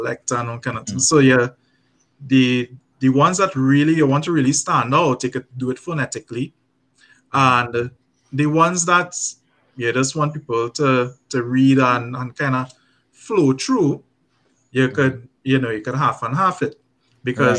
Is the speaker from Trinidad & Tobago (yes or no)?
yes; Trinidad & Tobago; I am a Trinidadian